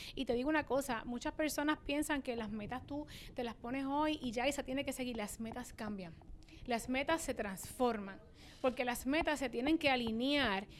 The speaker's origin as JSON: {"language": "Spanish", "country": "Puerto Rico", "said": "se hace en mi isla, pero en esta islita de 100 por 35"}